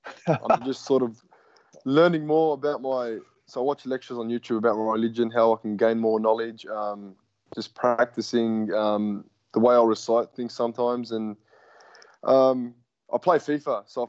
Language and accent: English; Melbourne, Victoria, Australia; I grew up in Australia, in Melbourne, in Victoria.